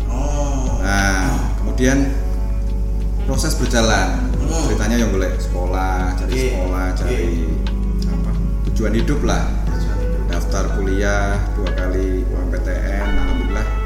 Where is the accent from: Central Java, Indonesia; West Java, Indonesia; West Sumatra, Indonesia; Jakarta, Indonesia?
Central Java, Indonesia; Purworejo; saya lahir di Purworejo. Asli anak.